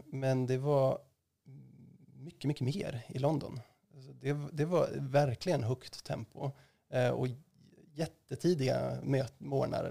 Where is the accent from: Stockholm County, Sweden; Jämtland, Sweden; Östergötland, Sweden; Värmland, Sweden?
Jämtland, Sweden; Östersund; moved away as an adult; also born or lived in Uppsala; jag är född och uppvuxen i Östersund